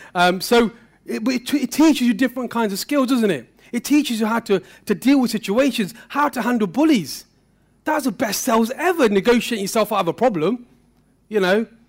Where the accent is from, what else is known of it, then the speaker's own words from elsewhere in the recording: Derby, East Midlands, United Kingdom; my story started not so far from here. Um, I lived in Pear Tree